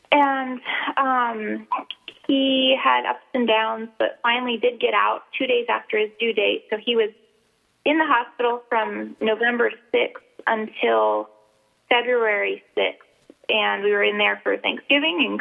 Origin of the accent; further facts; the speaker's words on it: South Carolina, United States; moved away as an adult; now in Alaska, United States; I'm from South Carolina